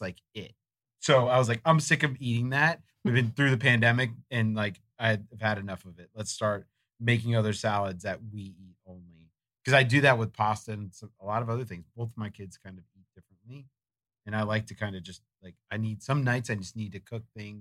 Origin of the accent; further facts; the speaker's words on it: Florida, United States; growing up in Florida